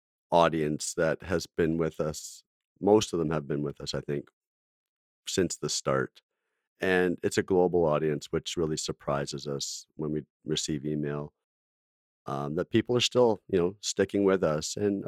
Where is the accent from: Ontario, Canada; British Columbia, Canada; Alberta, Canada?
Alberta, Canada; I grew up in Alberta, so.